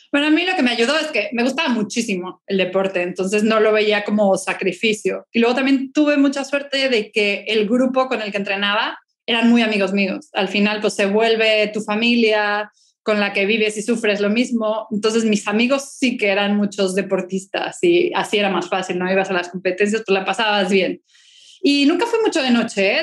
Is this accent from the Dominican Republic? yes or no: no; Mexico City, Mexico; now in Spain; yo nací en el DF, chilanga de corazón, pero ya desde hace muchísimos años vivo en España